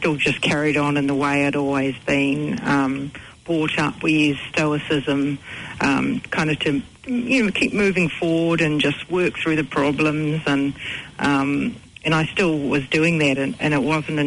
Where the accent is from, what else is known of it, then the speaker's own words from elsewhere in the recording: New Zealand; also born or lived in United Kingdom; I've grown up here. We've had it in the family for 35 years